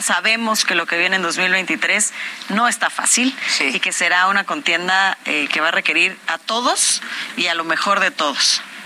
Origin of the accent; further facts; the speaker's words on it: Cuautitlán Izcalli, State of Mexico, Mexico; yo soy de Cuautitlán Izcalli